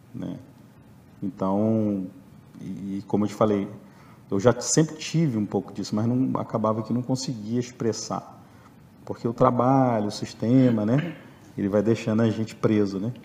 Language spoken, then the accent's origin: Portuguese; Rio de Janeiro, Brazil; also born or lived in Belo Horizonte / Patos de Minas; now in Viçosa, Brazil; sou do Rio, já moro aqui desde 94